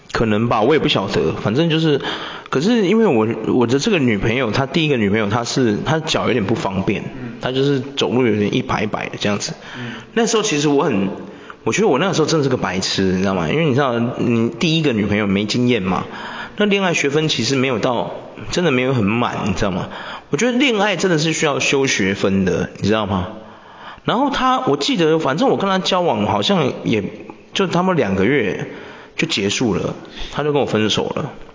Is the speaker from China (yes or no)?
no; Taiwan; 我们台湾人